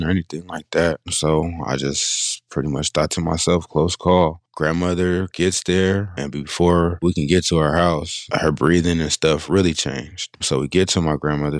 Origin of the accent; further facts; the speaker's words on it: Sacramento, California, United States; also born or lived in Bay Area, California; I grew up in Sacramento, California